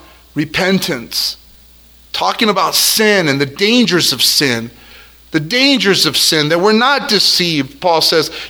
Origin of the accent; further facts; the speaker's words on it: El Monte, California, United States; I'm from El Monte